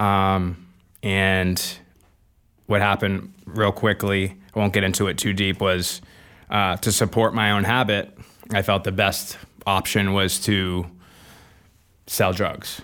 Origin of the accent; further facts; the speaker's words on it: Manchester, New Hampshire, United States; grew up in Manchester, New Hampshire, um, born and raised